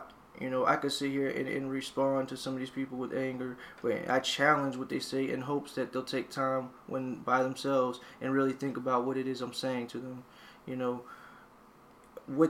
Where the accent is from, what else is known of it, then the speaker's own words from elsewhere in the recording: the South, United States; we're from the South